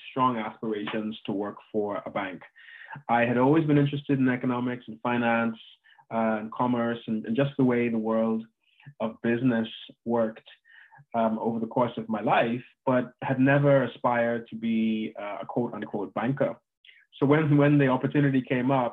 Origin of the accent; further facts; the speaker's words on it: Bahamas; moved away as an adult; also born or lived in United States; I'm from the Bahamas originally. And I was born there. I went to high school there and went to university in the US